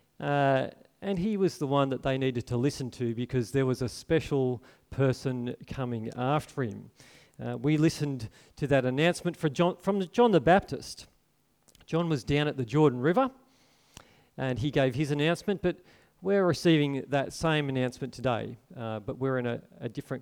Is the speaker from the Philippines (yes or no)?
no; Port Macquarie, New South Wales, Australia; I grew up in Port Macquarie here